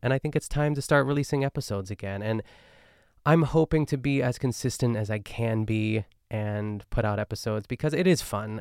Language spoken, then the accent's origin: English; Pittsburgh, Pennsylvania, United States; accent: Pittsburgh; when I'm in my hometown, like, I'm trying my best to not pick up on, like, Pittsburgh lingo